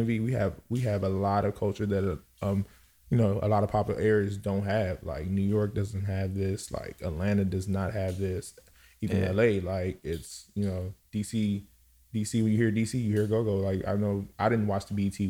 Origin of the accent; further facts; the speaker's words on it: Cameroon; now in Laurel; I'm from Cameroon. I reside in Laurel.